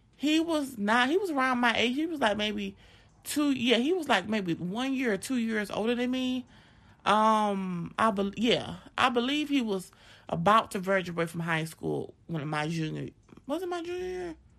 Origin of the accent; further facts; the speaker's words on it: Augusta, Georgia, United States; I'm from Augusta, Georgia